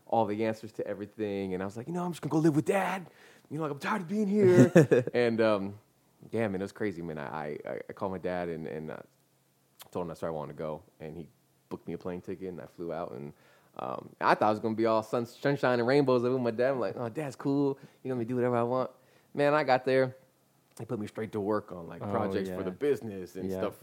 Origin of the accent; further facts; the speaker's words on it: San Diego, California, United States; also born or lived in Warren, Ohio; I was born here in San Diego